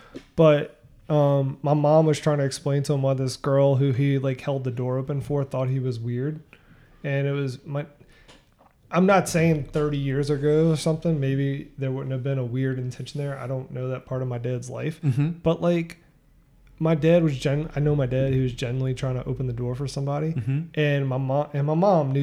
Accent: the South, United States; we're from the South

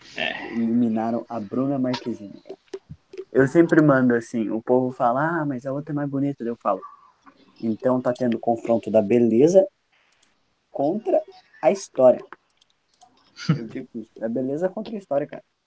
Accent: South Region, Brazil; also born or lived in Paraná; eu sou sulista e torço pro Grêmio e uhum. moro no Paraná

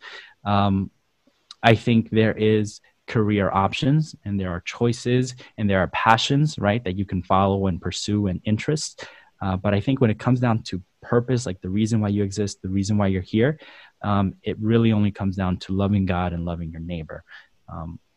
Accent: El Salvador; now in United States; we grew up in El Salvador, and my dad was a pastor there.

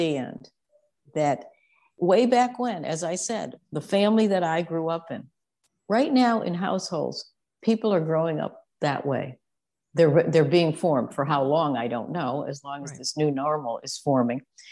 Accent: Connecticut, United States; I grew up on the East Coast in Connecticut in largely a traditional family, a traditional home.

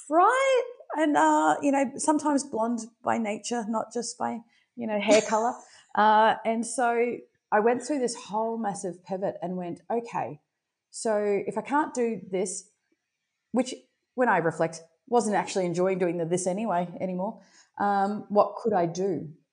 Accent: Brisbane, Queensland, Australia; I'm born and raised in Brisbane, Australia

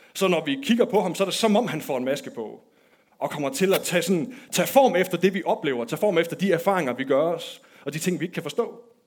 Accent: Denmark; da jeg var barn, der voksede jeg op i Nykøbing med Aarhus

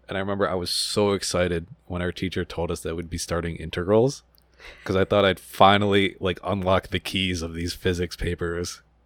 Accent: Buffalo, New York, United States; moved away as an adult; now in Long Island, United States; I'm from Buffalo

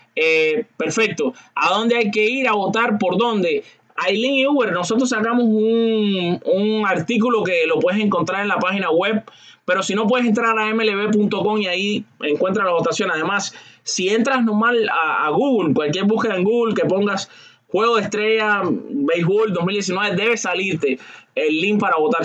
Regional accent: Cuba; al igual que yo soy cubano

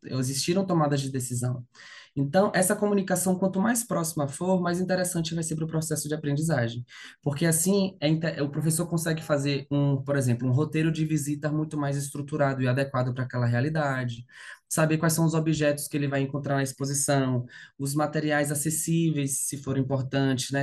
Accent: Salvador, Bahia, Brazil; moved away as an adult; now in São Paulo, Brazil; eu sou de Salvador, né, natural de Salvador

